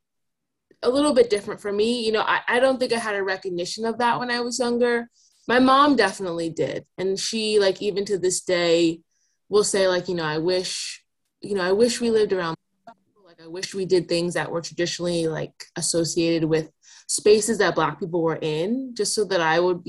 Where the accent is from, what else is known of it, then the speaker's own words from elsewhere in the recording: New Jersey, United States; moved away as an adult; also born or lived in New York City; now in Seattle, United States; I grew up in New Jersey in like a really, like a fairly rural part of town.